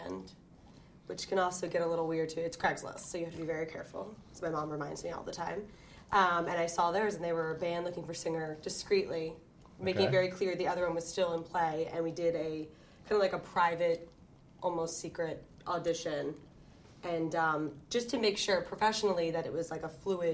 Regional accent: Baltimore, Maryland, United States; Baltimore. So Baltimore, Maryland, born and raised, Middle River specifically.

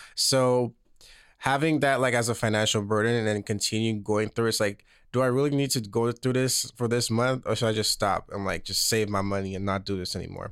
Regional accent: St. Lucia; moved away as an adult; now in Los Angeles, United States; I was born and raised, um, on this island called Saint Lucia in the middle of the Caribbean.

